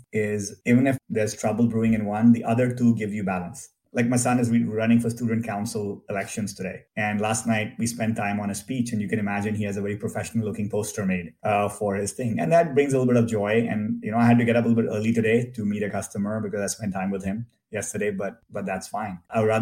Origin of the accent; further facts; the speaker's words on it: India; moved away as an adult; now in Silicon Valley, United States; I grew up in India in a middle-class family